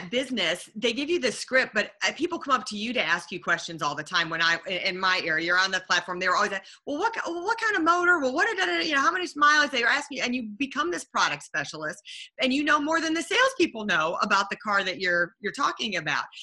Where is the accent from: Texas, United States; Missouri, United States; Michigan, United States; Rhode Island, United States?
Michigan, United States; Detroit; you know, I was from Detroit.